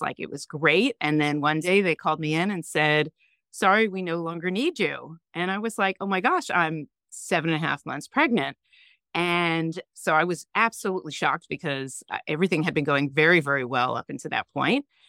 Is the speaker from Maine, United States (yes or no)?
no; New York, United States; also born or lived in San Francisco / North Carolina; I'm originally from New York